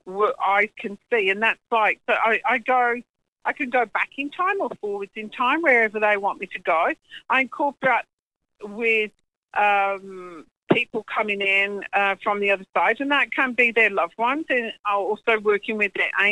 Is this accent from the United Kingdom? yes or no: yes; England, United Kingdom; now in New Zealand; I'm English. I live in New Zealand. Been there 39 years now.